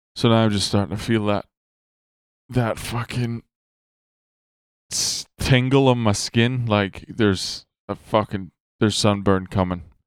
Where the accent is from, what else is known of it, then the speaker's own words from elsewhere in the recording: Ireland; I'm Irish.